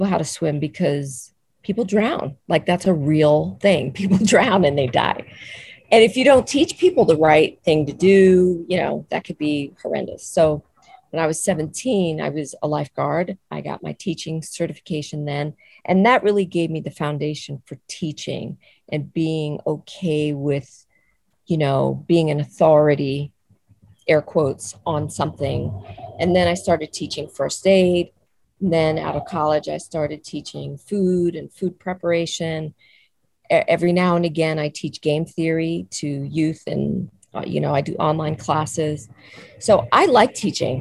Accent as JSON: {"language": "English", "town": "New York City", "region": "New York", "country": "United States", "tie": "born or raised there", "moved": "as an adult", "said": "I grew up in New York City and I love New York City"}